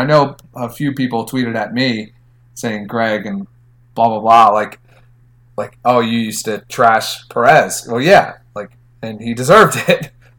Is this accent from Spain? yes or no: no; Philadelphia, Pennsylvania, United States; I'm from Philadelphia, where we let people know when they suck.